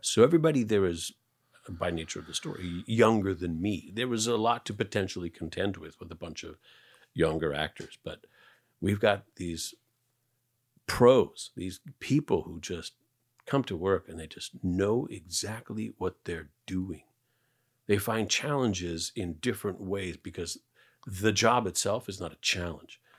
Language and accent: English; Canada; I'm Canadian